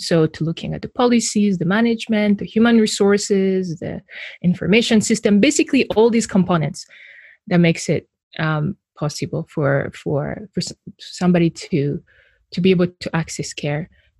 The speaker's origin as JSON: {"language": "English", "country": "Burundi", "tie": "born or raised there", "also_born_or_lived": "Rwanda", "said": "So I was born in Burundi, and I was raised between two countries. I was raised between Burundi and Rwanda."}